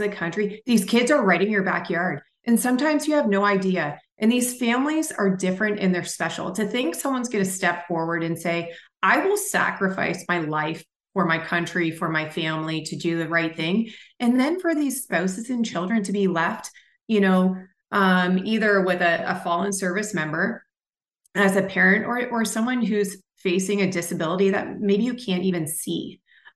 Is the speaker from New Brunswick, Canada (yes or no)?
yes; St. Andrews, New Brunswick, Canada; moved away as an adult; also born or lived in Toronto, Ontario; now in United States; I was born in Toronto, grew up in St. Andrews, New Brunswick